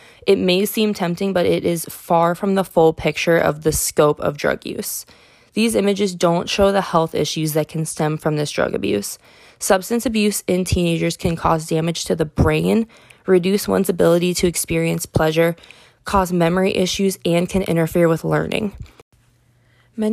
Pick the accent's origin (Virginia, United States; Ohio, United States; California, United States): Ohio, United States; Pickerington; my hometown of Pickerington, Ohio